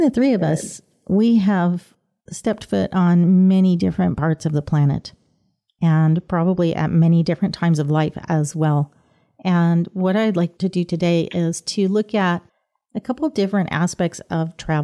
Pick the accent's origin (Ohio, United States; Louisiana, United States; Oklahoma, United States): Oklahoma, United States; also born or lived in England / France / India; I grew up in Oklahoma, but my family traveled quite a bit. So I lived in England two